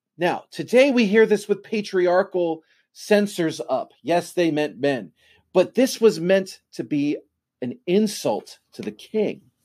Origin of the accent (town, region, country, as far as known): United States